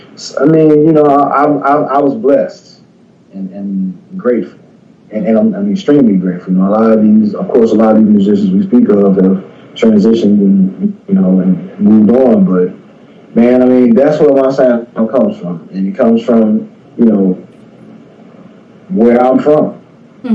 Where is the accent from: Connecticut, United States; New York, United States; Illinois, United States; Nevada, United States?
Illinois, United States; Chicago; I grew up in Cabrini Green area, so that's a different way of growing up